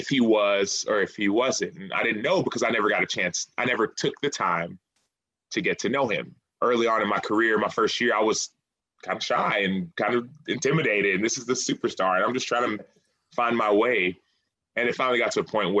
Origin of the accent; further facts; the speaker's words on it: Dallas, Texas, United States; I'm from Dallas